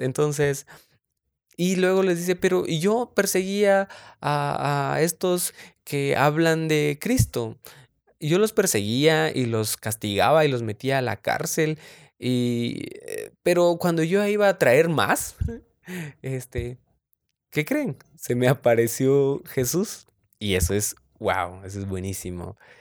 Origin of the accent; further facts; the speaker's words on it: San Marcos, Guatemala; soy de Guatemala, de San Marcos específicamente, orgullosamente Chapín.